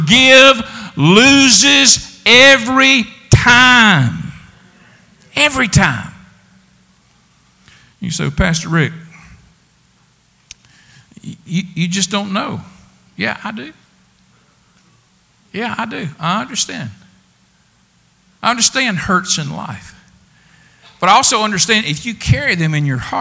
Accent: the South, United States; we're all from the South

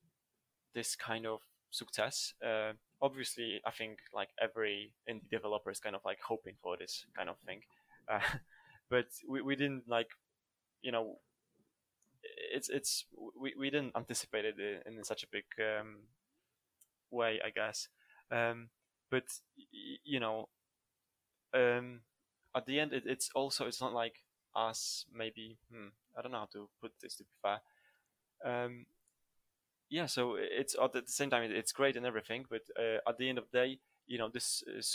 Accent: Poland; moved away; I'm originally from Poland, and Poland is the Slavic country

